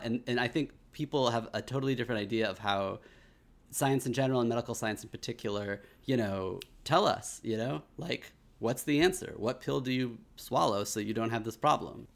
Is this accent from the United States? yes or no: yes; Kansas, United States; growing up in Kansas